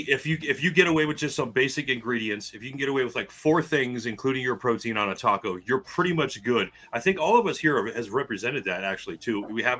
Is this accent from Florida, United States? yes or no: yes; Miami, Florida, United States; we grew up in Miami.